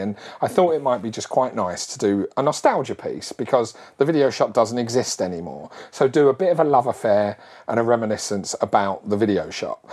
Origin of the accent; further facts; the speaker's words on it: Barkingside, London, United Kingdom; when I was a kid, I grew up in Barkingside in Essex, which is sort of on the board was on the border of East London and uh, uh Essex and East London